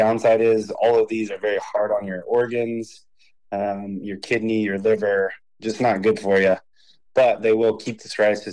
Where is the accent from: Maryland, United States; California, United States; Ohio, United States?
California, United States; Hanford; also born or lived in San Luis Obispo, California; I was born and raised in Hanford, California.